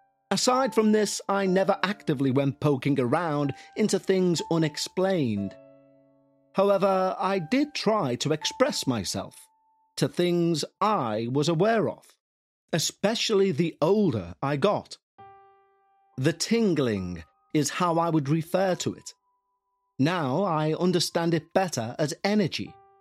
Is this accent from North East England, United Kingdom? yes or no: yes; Crawcrook, North East England, United Kingdom; also born or lived in Newcastle; I'm from Newcastle in the UK. I moved from our home in Bladen to a home my parents bought in a little village called Crawcrook when I was 3 years old.